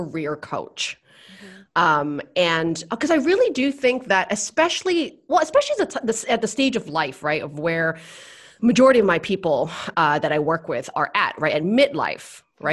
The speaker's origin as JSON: {"language": "English", "town": "Vancouver", "region": "British Columbia", "country": "Canada", "moved": "as an adult", "lives_now": "Bali, Indonesia", "said": "I'm originally from Vancouver, Canada"}